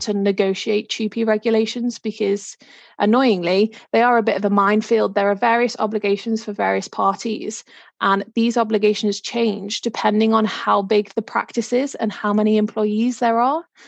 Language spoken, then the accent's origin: English; Liverpool, North West England, United Kingdom; moved away as an adult; now in Norfolk, United Kingdom; I am originally from Liverpool, but moved down to Norfolk a few years ago.